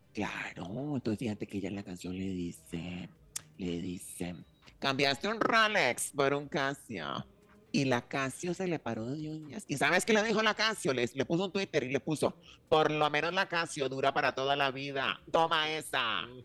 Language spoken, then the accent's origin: Spanish; Costa Rica; yo, desde aquí, siendo costarricense